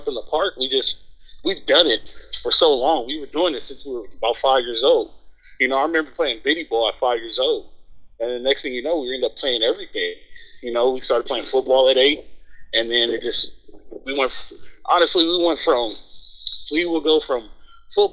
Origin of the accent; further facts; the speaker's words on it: Los Angeles, California, United States; also born or lived in Long Beach; I grew up on the east side of L.A., 48th and Avalon, Middle South Central